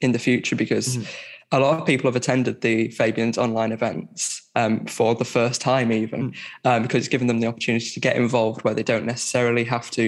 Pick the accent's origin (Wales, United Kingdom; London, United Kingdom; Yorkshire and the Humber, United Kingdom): Yorkshire and the Humber, United Kingdom; Barnsley; now in Sheffield, United Kingdom; I'm from Barnsley. I'm living in Sheffield